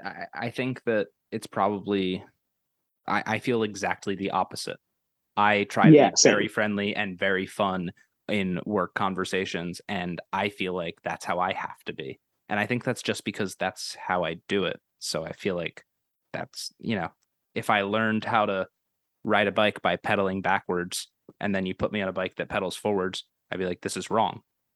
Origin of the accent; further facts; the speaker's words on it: near Camden, New Jersey, United States; moved away; I'm from over the bridge in New Jersey, but it's just easier to say Philly.